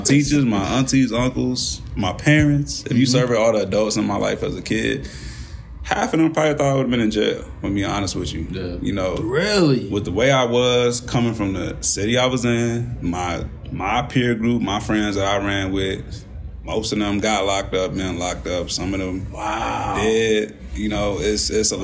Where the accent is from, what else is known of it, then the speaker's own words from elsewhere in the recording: Kankakee, Illinois, United States; I was from Kankakee